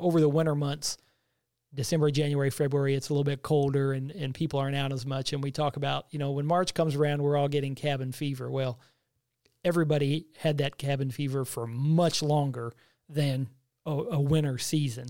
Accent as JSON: {"language": "English", "town": "Bowling Green", "region": "Missouri", "country": "United States", "tie": "born or raised there", "also_born_or_lived": "Hannibal, Missouri", "said": "I grew up in a small community of Bowling Green, which is about twenty miles south of Hannibal"}